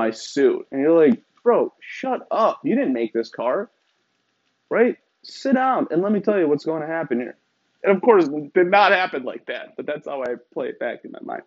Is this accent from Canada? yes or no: no; Iran; moved away; I'm from Iran.